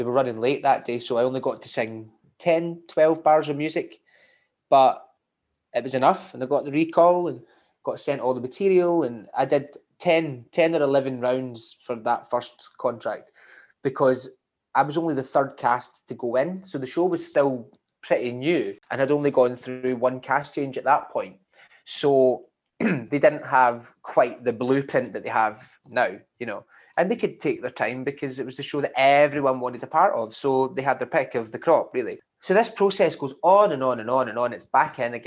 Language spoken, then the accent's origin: English; Scotland, United Kingdom; I'm Scottish